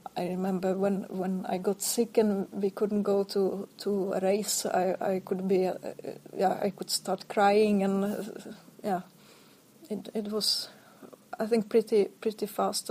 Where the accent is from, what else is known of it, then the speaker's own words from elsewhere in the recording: Ostrava, Moravian-Silesian Region, Czechia; moved away as an adult; also born or lived in Sweden / Norway; I come from Ostrava, from the third biggest town